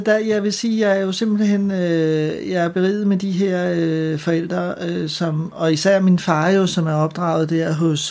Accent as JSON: {"language": "Danish", "town": "Ølstykke", "region": "Capital Region of Denmark", "country": "Denmark", "tie": "born or raised there", "also_born_or_lived": "Frederiksberg / Søborg", "said": "Jeg er født på Frederiksberg, og så flytter vi til Ølstykke, da jeg er 6 år"}